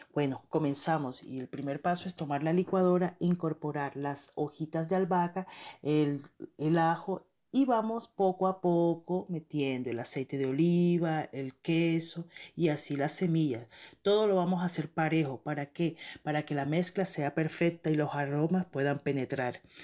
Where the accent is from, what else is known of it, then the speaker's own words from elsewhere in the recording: Barranquilla, Atlántico, Colombia; now in Montreal, Canada; soy una barranquillera radicada en Montreal, Canadá